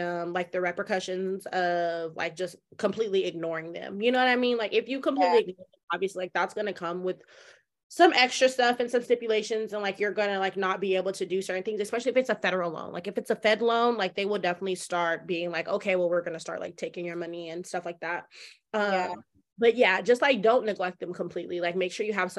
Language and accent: English; Colorado, United States; we're from Colorado.